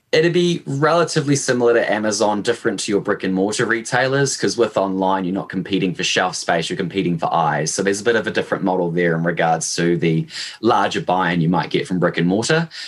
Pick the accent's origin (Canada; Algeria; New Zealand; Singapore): New Zealand; Hamilton, Waikato; as you probably picked up from my accent, uh, I am born and raised in New Zealand. Um, I did all my schooling and my university here. I'm initially from sort of Hamilton, which is in the central North Island